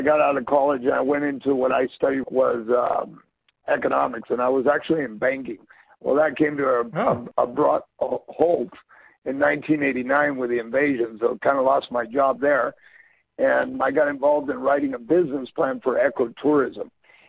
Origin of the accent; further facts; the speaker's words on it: Panama City, Panama; But yeah, so I grew up here in Panama City. I went to school with the kids in the canal zone. That's why you hear my English, and you're like, well, you didn't sound very Panamanian.